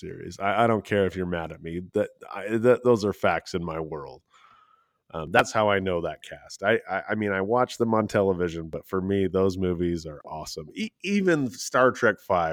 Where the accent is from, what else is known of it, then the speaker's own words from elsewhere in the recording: Salt Lake City, Utah, United States; I'm from Salt Lake City, Utah, which is Mormon land